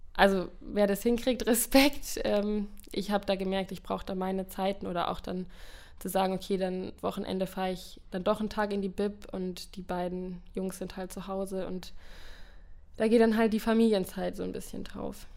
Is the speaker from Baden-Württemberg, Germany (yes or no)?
yes; the South, Baden-Württemberg, Germany; moved away as an adult; now in Cologne, Germany; Ich bin ja aus dem Süden